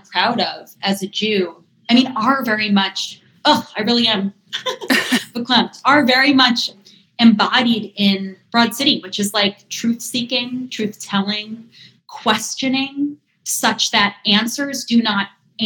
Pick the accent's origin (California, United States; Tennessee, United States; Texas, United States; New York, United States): New York, United States; Eastern Long Island; I grew up on Eastern Long Island